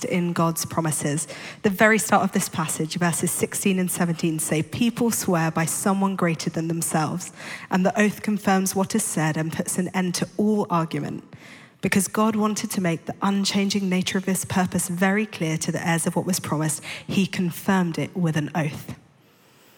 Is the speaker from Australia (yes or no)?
no; London, United Kingdom; I grew up in London to two parents who weren't Christians